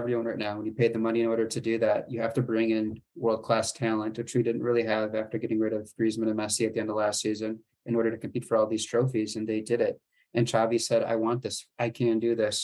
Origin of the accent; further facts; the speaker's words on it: United States; as an American